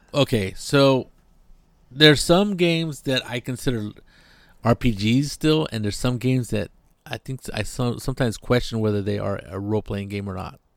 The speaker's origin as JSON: {"language": "English", "area": "near Monterey", "region": "California", "country": "United States", "tie": "born or raised there", "said": "it's a little seaside town, tourist spot, beautiful place, uh, near my hometown"}